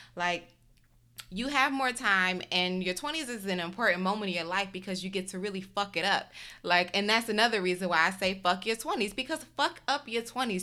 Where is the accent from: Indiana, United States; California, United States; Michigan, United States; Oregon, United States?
Michigan, United States; Detroit; moved away; also born or lived in Chicago / Houston / New York; I grew up in Detroit